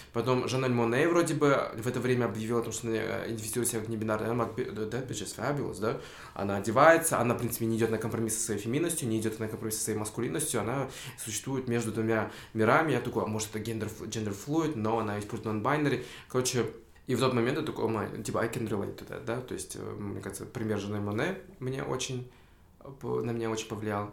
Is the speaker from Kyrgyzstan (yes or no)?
yes; Tokmok, Chuy Region, Kyrgyzstan; now in Bishkek, Kyrgyzstan; в Такмак, в свой родной дом